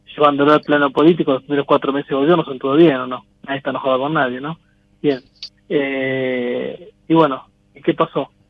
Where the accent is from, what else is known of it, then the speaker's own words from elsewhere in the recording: Coronel Suárez, Buenos Aires Province, Argentina; De Coronel Suárez, sur de la provincia de Buenos Aires